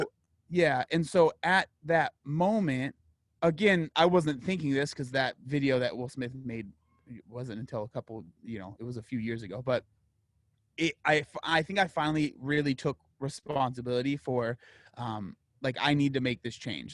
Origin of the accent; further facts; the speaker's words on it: San Diego, California, United States; I'm born and raised in San Diego, California